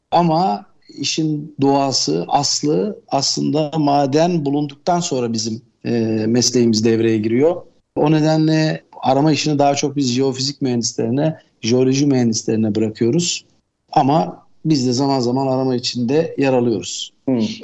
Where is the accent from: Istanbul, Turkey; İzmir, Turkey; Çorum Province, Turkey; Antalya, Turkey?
Istanbul, Turkey; also born or lived in South Africa; Ben 1967 İstanbul doğumluyum.